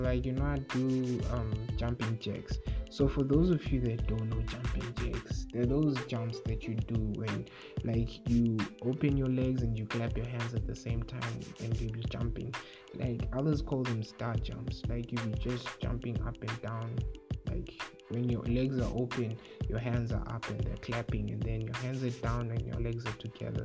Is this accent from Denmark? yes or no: no; Bulawayo, Zimbabwe; I was born in Bulawayo, born and bred. I've never lived in another city except Zimbabwe, except Bulawayo.